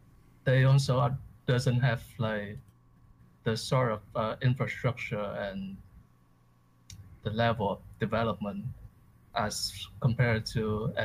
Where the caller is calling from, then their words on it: Vancouver, British Columbia, Canada; Vancouver, BC.